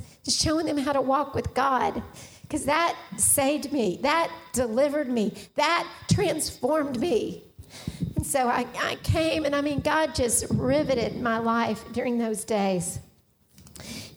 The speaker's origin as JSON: {"language": "English", "town": "Richardson", "region": "Texas", "country": "United States", "tie": "born or raised there", "said": "I had grown up in Richardson is where I grew up in North Dallas"}